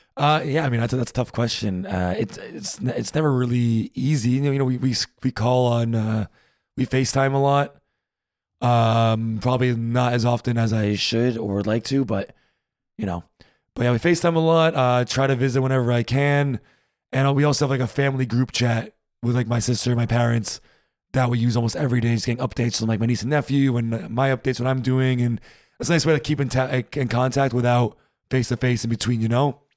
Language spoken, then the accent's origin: English; United States; moved away as an adult; now in Berlin, Germany